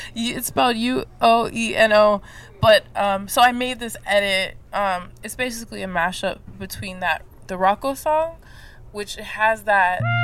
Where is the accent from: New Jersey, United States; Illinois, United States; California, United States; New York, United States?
California, United States; Los Angeles; I'm from Los Angeles